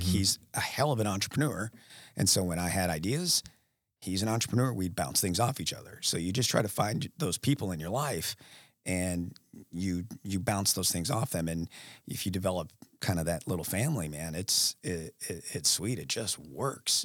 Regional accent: Alaska, United States; now in Ohio, United States; I'm from Alaska

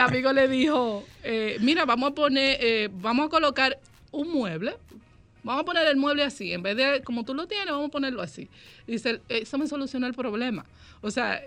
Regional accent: Dominican Republic; esa parte de la riqueza que tenemos como dominicanos

